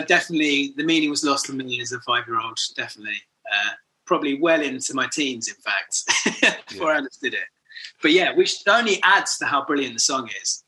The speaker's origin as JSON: {"language": "English", "town": "Horsham", "region": "South East England", "country": "United Kingdom", "tie": "born or raised there", "also_born_or_lived": "Brighton", "said": "grew up in Horsham in Sussex, West Sussex"}